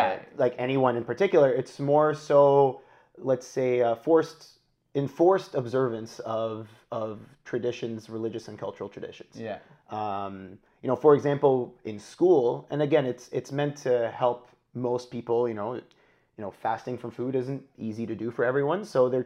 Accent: Kuwait; moved away as an adult; now in Canada; So I'm born to Egyptian parents. I grew up in Kuwait and then moved to Canada when I was 18 to go to university. And I've been here ever since, so around 10 years now.

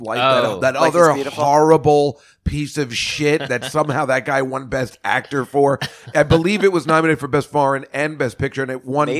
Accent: New Jersey, United States; I'm from New Jersey, from the 70s.

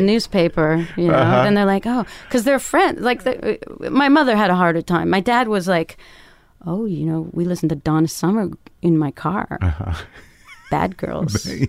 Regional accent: Canada; My dad and my brother made me play hockey because I'm Canadian.

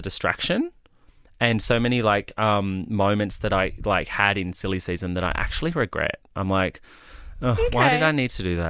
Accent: Tamworth, New South Wales, Australia; I come from Tamworth

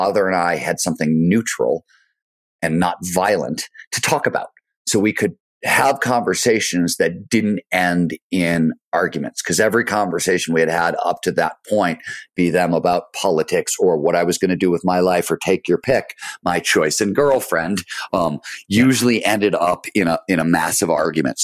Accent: Cleveland, Ohio, United States; also born or lived in Chicago; the year we moved from Chicago to Cleveland, which was I was 2 or 3

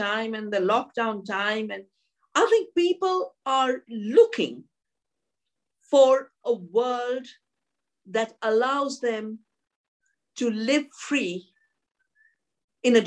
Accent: Dehradun, Uttarakhand, India; I'm from Dehradun, a beautiful part of the Himalaya. And when I was growing up and my parents were very spiritual

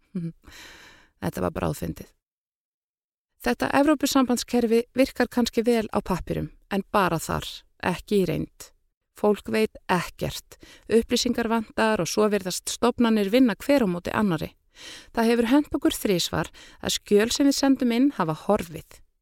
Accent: Iceland; moved away as an adult; now in France; sem Íslendingur

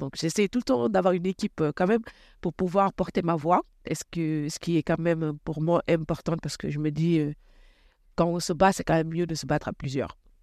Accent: Rufisque, Dakar, Senegal; moved away as an adult; now in Clamart, France; Je suis née à Rufisque, c'est une, euh, ville euh, très traditionnelle, à 27 km de Dakar

